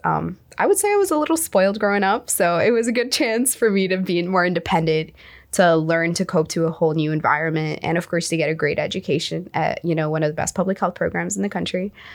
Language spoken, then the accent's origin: English; United Arab Emirates; moved away as an adult; also born or lived in Egypt; now in United States; I am from the United Arab Emirates. I am originally from Egypt